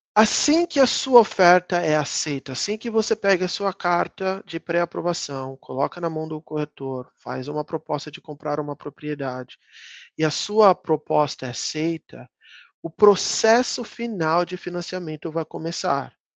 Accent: Brazil; moved away as an adult; now in United States; são 23, 24 anos longe do Brasil

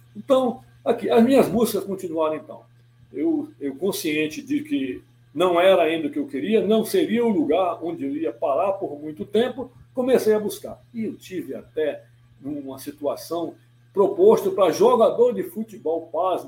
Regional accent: Manaus, Amazonas, Brazil; eu sou manauara de nascimento

